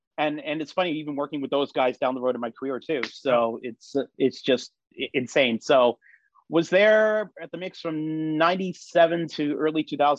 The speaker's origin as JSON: {"language": "English", "town": "Toronto", "region": "Ontario", "country": "Canada", "tie": "born or raised there", "said": "Grew up in Toronto, the Flemington Park neighborhood there. Went to school in Leaside. So between those neighborhoods."}